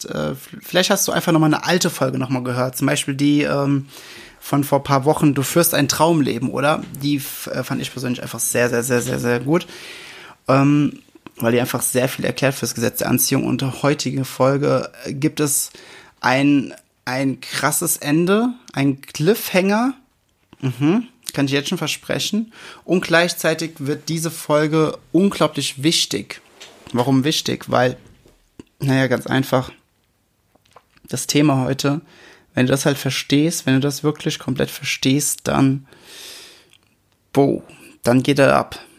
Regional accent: Rhineland-Palatinate, Germany; Ich komme ja aus dem Westerwald, ne? Äh, überall Wald, kleine Orte.

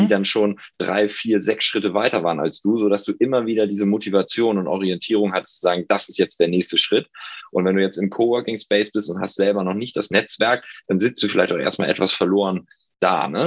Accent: Hamburg, Germany; moved away as an adult; also born or lived in Passau; now in Berlin, Germany; Ich komme aus Hamburg, ähm, bin inzwischen in Berlin

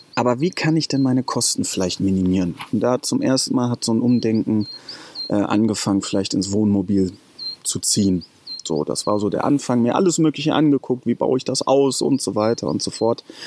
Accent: Lünen, North Rhine-Westphalia, Germany; komme aus dem Ruhrpott, ähm, Lünen bei Dortmund. Da bin ich aufgewachsen

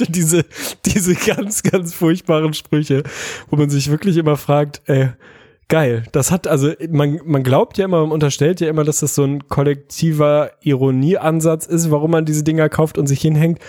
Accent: Hamburg, Germany; Also ich komme ja aus Hamburg

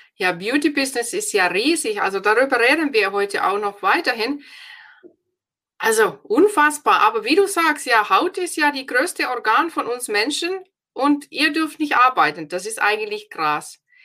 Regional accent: Finland; German is a second language; moved away as an adult; now in Germany; Ich bin ja aus Finnland

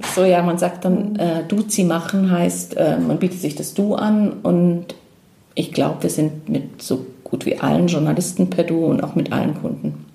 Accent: Germany; als Deutscher in der Schweiz

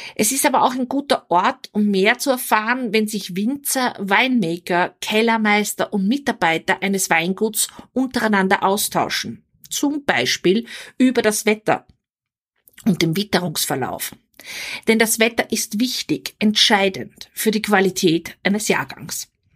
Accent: Vienna, Austria; also born or lived in Weinviertel, Austria; now in Salzburg, Austria; Geboren und aufgewachsen bin ich in Wien

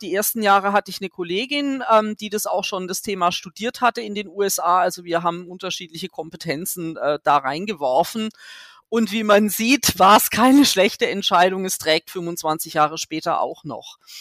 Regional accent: Germany; als Deutsche

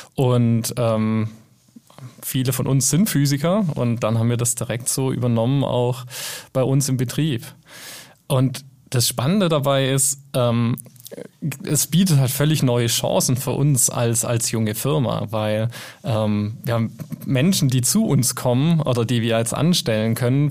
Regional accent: Germany; first language German; wir sind alle Deutsche hier

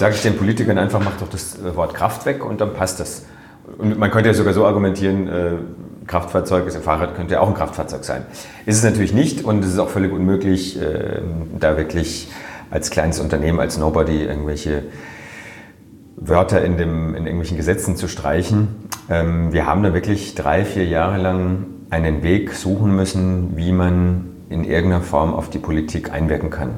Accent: Freiburg, Baden-Württemberg, Germany; also born or lived in Netherlands; Ich bin hier in Freiburg groß geworden

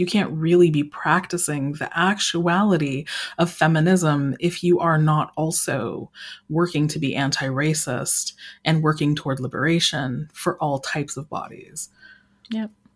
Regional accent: Colorado Springs, Colorado, United States; I grew up in Colorado Springs, Colorado

